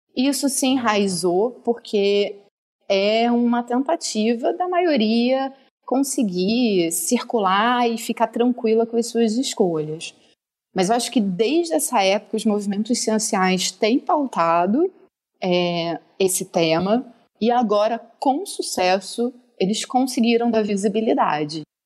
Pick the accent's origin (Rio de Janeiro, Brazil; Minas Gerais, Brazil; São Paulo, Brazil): Rio de Janeiro, Brazil; eu sou do, do Rio, carioca